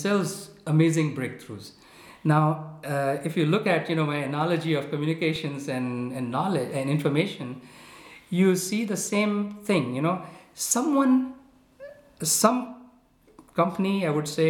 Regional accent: India; I come from India

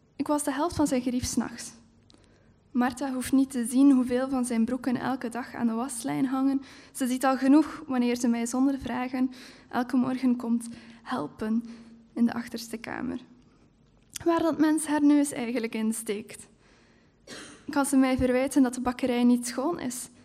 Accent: Heule, Flanders, Belgium; in Heulen, waar ik ook opgegroeid ben.

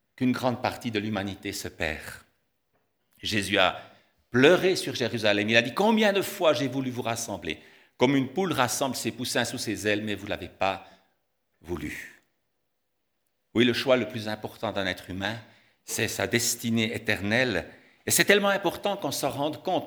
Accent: Tramelan, Bern, Switzerland; Je suis né à Tramelan

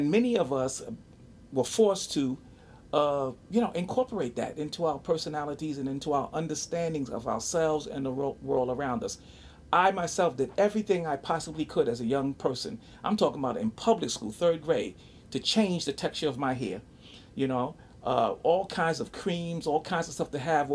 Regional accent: New York, United States; also born or lived in Harlem, New York; I grew up on the Lower East Side of New York, the East Village, Greenwich Village, right? I was born in Harlem, but I was raised on the Lower East Side

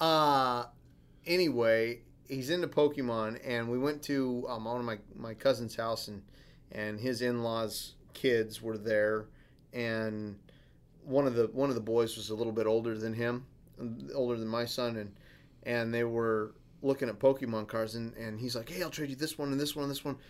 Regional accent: Alaska, United States; I'm from Alaska.

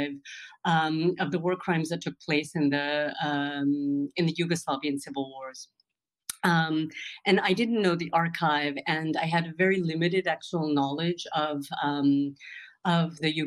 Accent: California, United States; moved away as an adult; also born or lived in New York; now in Berlin, Germany; I was born in the U.S. My parents left Punjab, India in 1974

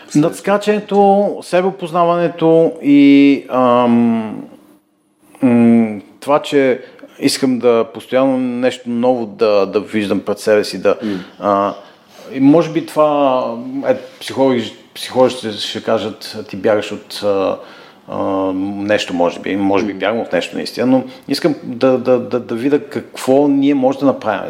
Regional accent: Bulgaria; moved away as an adult; also born or lived in England / United States

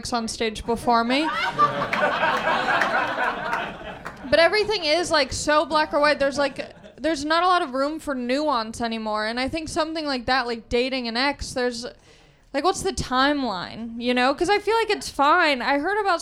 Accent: Southern California, United States; I grew up in Southern California

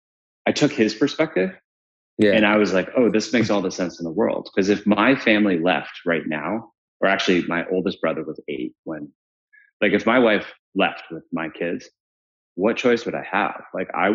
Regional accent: Williamsburg, Massachusetts, United States; also born or lived in Paraguay; we grew up as Paraguayans in Paraguayan / Uruguayan / Colombians in farmland in Western Mass

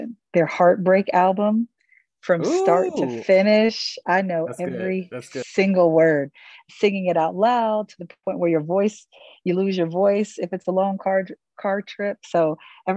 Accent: Ohio, United States; I'm originally from Ohio

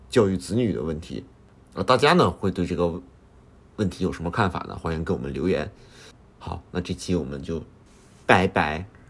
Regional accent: China; moved away as an adult; now in Japan; 我是中国人

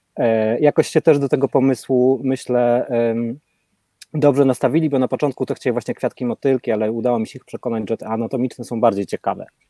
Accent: Rzeszów, Subcarpathian Voivodeship, Poland; now in Portugal; ja pochodzę z tej lepszej dzielnicy

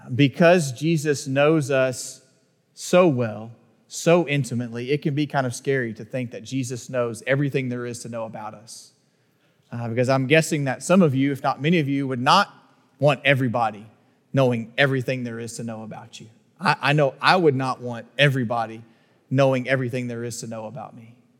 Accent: Northeast Texas, United States; growing up in Northeast Texas

